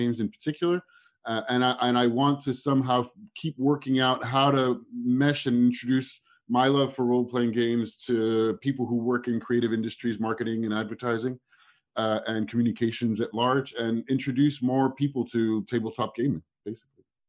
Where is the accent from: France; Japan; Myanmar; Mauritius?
France; moved away as an adult; also born or lived in United States / London / Singapore / Southeast Asia; I was born in the States. I grew up in France. I am in Paris right now, where I moved back to last year after 15 years abroad.